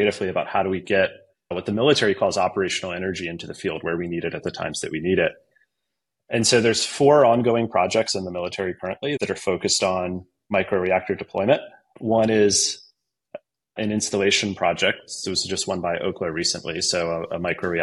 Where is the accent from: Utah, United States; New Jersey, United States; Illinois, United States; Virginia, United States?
Virginia, United States; Virginia Beach; I grew up in Virginia Beach, Norfolk, Virginia, that area, Hampton Roads, as people call it.